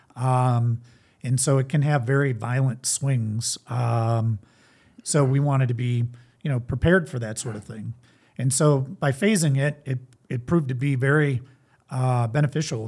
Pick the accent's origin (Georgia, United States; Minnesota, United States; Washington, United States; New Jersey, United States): Minnesota, United States; St. Louis Park; moved away as an adult; also born or lived in North Dakota; now in Iowa, United States; I grew up in Saint Louis Park, Minnesota. It's a suburb of the Twin Cities